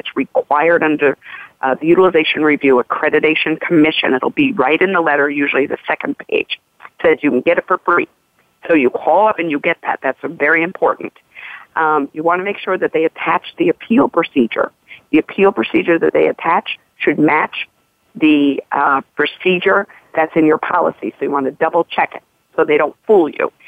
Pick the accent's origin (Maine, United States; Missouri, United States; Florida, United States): Missouri, United States; I'm from the Show Me State, Missouri